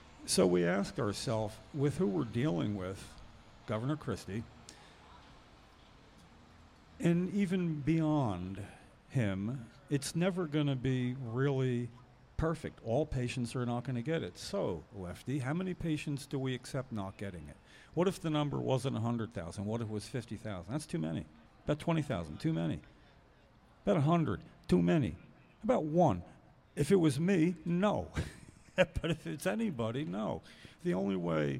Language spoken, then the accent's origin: English; New Jersey, United States; We're from New Jersey